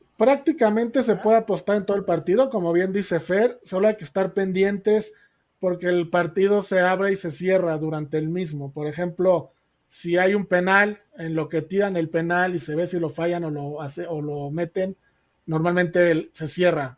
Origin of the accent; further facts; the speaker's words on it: Mexico; Como mexicanos